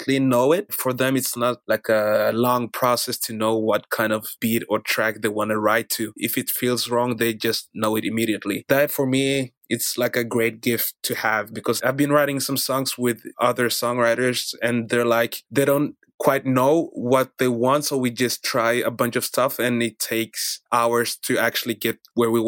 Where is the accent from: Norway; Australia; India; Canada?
Norway; also born or lived in Democratic Republic of the Congo; I'm basically from the Democratic Republic of Congo. Came to Norway when I was 4. I've been living in Norway since.